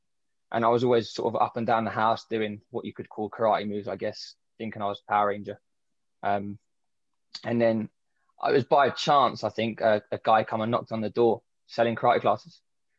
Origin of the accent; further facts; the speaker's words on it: London, United Kingdom; I grew up in Southeast London.